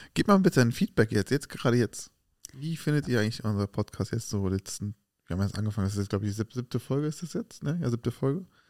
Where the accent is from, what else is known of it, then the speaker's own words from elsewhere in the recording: Germany; Wir sind doch hier in Deutschland geboren.